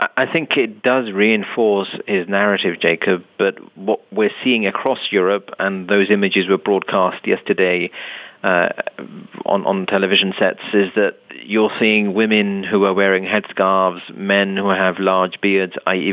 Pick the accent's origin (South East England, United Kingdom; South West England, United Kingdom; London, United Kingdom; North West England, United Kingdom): London, United Kingdom; I was born and raised in London